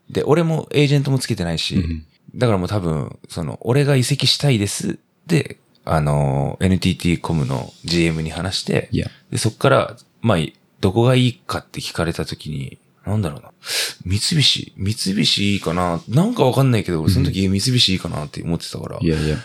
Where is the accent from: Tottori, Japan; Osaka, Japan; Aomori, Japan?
Aomori, Japan; now in Sagamihara, Japan; 俺は、まあ青森出身だからさ。